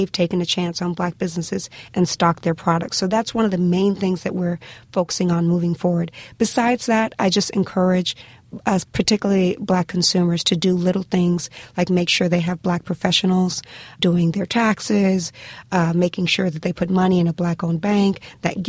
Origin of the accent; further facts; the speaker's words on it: Miami, Florida, United States; I remember growing up in Liberty City, which is a very economically depressed part of Miami, Florida.